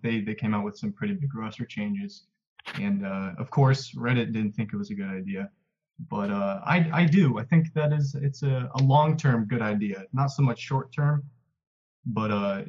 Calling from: Worcester, Massachusetts, United States; I'm calling from Massachusetts.

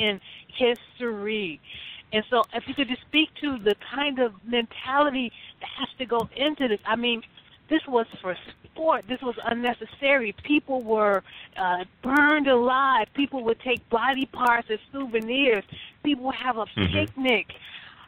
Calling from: Chicago, Illinois, United States; I'm calling from Chicago

